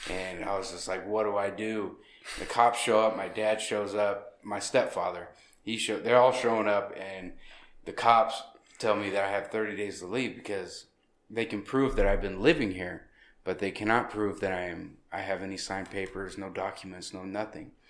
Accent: Anchorage, Alaska, United States; born there; No, I was born in Anchorage.

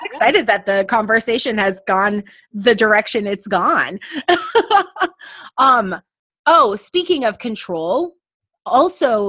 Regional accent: La Center, Washington, United States; moved away; growing up in La Center

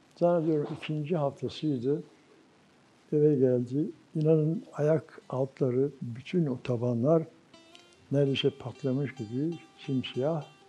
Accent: Düzce, Turkey; moved away as an adult; also born or lived in Germany / Ankara; 1944 Düzce doğumluyum. 68-74 arası Almanya'da kaldım, 5,5 yıl.

